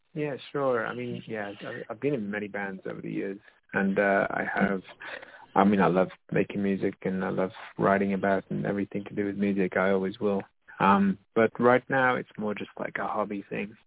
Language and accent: English; United Kingdom; moved away as an adult; also born or lived in Brisbane, Australia; now in Nijmegen, Netherlands; being a British person in Australia